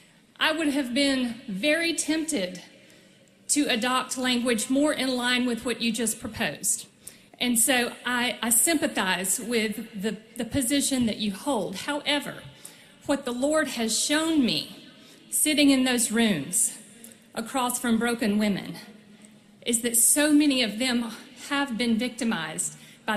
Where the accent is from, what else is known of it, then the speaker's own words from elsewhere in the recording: Dothan, Alabama, United States; my hometown of Dothan, Alabama.